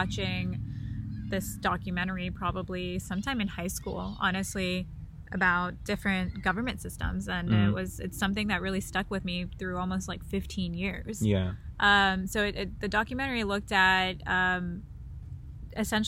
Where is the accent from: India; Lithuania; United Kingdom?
India; I'm from India